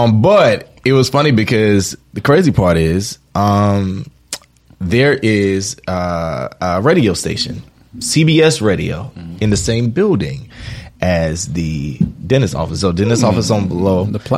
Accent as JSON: {"language": "English", "town": "Wilmington", "region": "North Carolina", "country": "United States", "tie": "born or raised there", "said": "I'm from North Carolina. All right. Born and raised."}